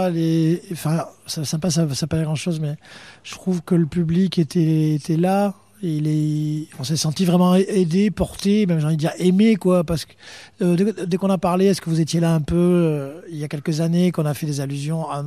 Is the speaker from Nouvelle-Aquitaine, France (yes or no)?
yes; Landes, Nouvelle-Aquitaine, France; on est voisins. Hein. on a grandi euh, euh, dans les Landes.